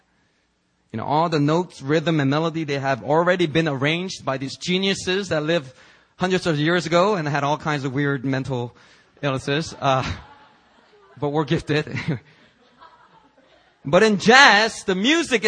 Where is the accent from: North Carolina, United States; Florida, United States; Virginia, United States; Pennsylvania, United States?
Pennsylvania, United States; Philadelphia; now in South Korea; I grew up in Philadelphia, and we didn't have that much money